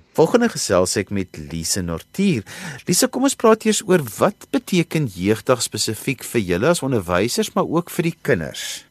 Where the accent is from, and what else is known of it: South Africa